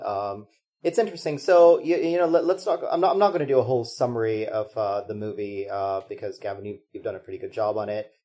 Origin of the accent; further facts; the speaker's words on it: Bihar, India; moved away; I was born in Bihar